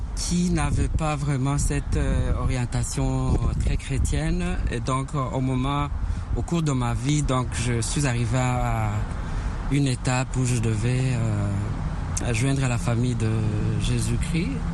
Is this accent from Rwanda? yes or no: yes; Rwanda; Je suis euh, originaire du Rwanda